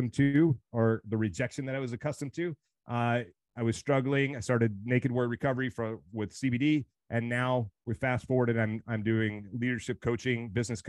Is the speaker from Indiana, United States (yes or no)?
no; Meridian, Mississippi, United States; moved away; So originally I'm from Meridian, Mississippi, or a town just outside of Meridian, Mississippi.